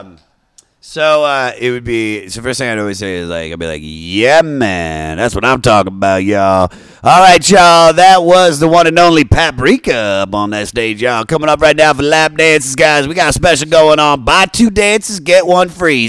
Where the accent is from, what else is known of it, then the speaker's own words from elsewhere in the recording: Washington, D.C. area in Maryland, United States; also born or lived in Baltimore, Maryland; I grew up in the Washington, D C area in Maryland, and then I moved to Baltimore, like, halfway through my life